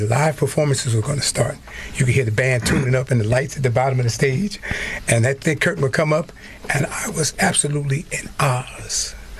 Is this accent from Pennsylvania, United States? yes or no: yes; Philadelphia, Pennsylvania, United States; I'm from Philadelphia